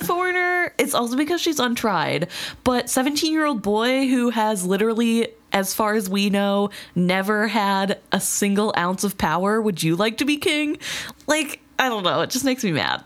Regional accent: United States; we're Americans

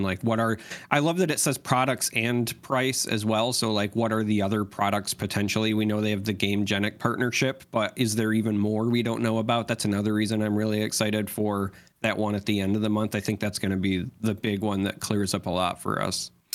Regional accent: United States; as an American

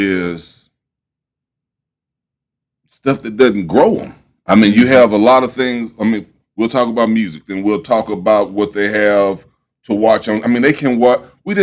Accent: Houston, Texas, United States; I was born and raised in Third Ward

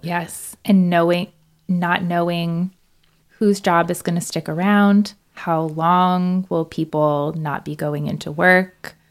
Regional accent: Central Florida, United States; moved away as an adult; also born or lived in Gainesville, Florida; now in Madison, United States; I am from Florida. I grew up in the Central Florida area

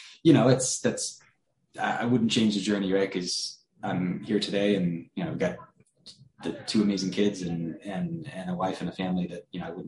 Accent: Sacramento, California, United States; I was born and raised in Sacramento, California

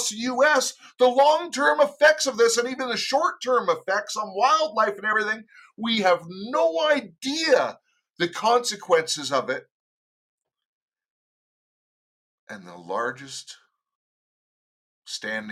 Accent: United States; now in Canada; I am an American. Yes, I am in Canada, but I'm an American

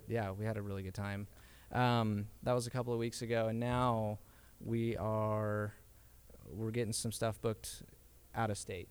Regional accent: Draper, Utah, United States; also born or lived in Sandy, Utah; We grew up in Draper

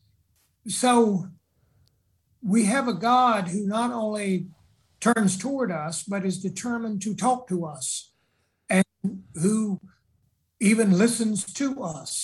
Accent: South Carolina, United States; I'm from South Carolina

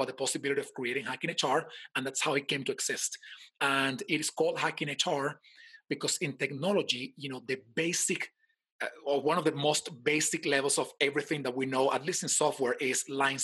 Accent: Caracas, Capital District, Venezuela; now in United States; I live right now in the United States. I'm from Venezuela, in case somebody didn't notice my accent. And I was born in Caracas.

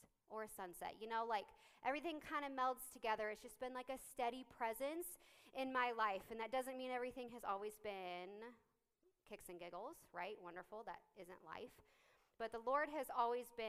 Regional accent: Lindsborg, Kansas, United States; I grew up in Lindsberg, like 20 minutes away. Was there, went to church there, was raised there, went to K-State in 2007

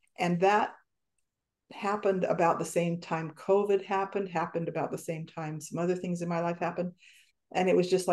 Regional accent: Wyoming, United States; We're both from Wyoming, you know, that's kind of a unique environment, I guess you'd say, to grow up in. We both grew up in small towns.

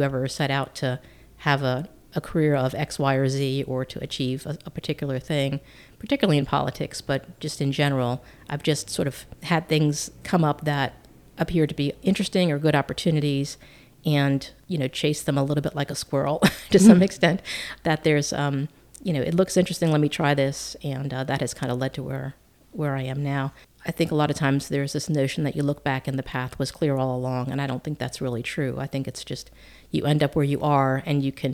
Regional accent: Massapequa, New York, United States; moved away as an adult; also born or lived in Illinois; I grew up there, lived in the same house in a town called Massapequa all my growing up.

